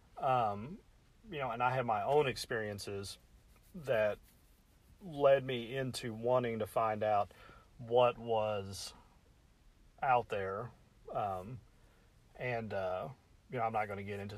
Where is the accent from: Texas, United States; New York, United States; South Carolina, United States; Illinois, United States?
Illinois, United States; Metropolis; I'm from Metropolis, Illinois, the southern tip of Illinois.